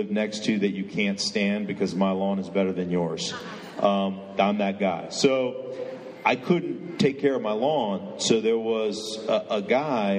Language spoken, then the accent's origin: English; Alaska, United States; moved away; I grew up in Alaska